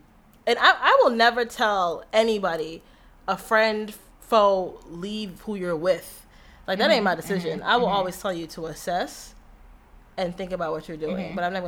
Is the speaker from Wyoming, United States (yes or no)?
no; Florida, United States; now in Chicago, United States; So, you know, I came from Florida and I have my car here and I have my car registered with Florida plates